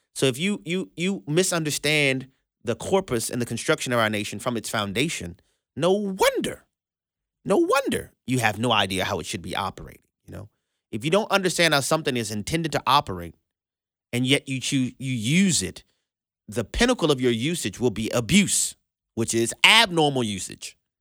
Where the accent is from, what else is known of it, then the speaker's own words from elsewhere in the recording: Louisiana, United States; Louisiana, our my home state